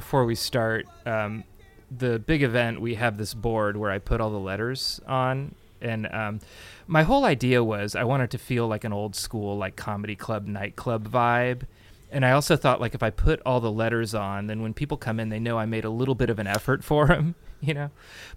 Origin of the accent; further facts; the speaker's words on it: Burlingame, California, United States; I grew up in Burlingame.